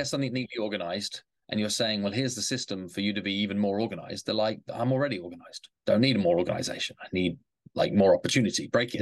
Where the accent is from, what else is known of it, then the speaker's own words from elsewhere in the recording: England, United Kingdom; now in New York City, United States; I grew up in England.